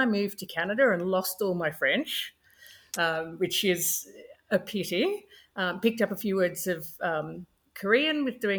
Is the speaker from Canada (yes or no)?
no; Australia; first language English; I grew up in Australia in a small country town. My parents were actually immigrants from South Africa and the Netherlands, but we didn't speak any language other than English at home, a couple of words, nothing significant. And I did mandatory French at high school